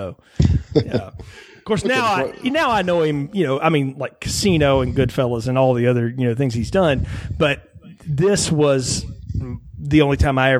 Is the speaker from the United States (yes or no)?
yes; the South, United States; as a Southerner.